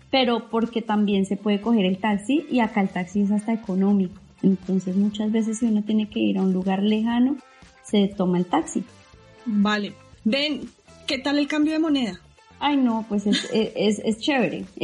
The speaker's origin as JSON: {"language": "Spanish", "region": "Bogotá", "country": "Colombia", "said": "yo vengo de Bogotá, que Bogotá no tiene"}